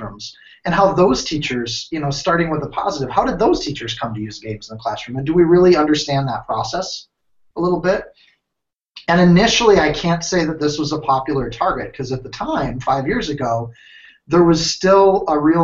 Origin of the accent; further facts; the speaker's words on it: United States; moved away as an adult; also born or lived in Minnesota / Wisconsin; now in Ohio, United States; I'm from Minnesota, Wisconsin